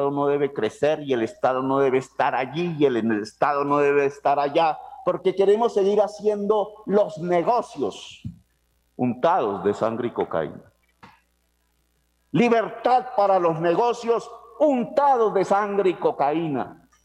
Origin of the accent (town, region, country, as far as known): Colombia